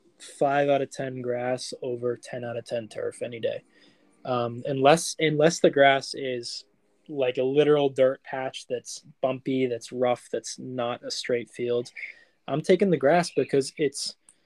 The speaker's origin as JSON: {"language": "English", "country": "United States", "said": "I'm American"}